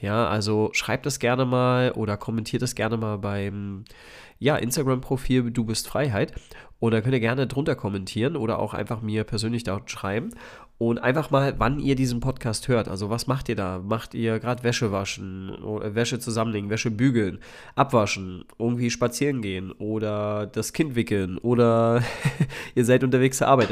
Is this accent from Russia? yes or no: no; Spreewald, Brandenburg, Germany; ich bin ja aus dem Spreewald ursprünglich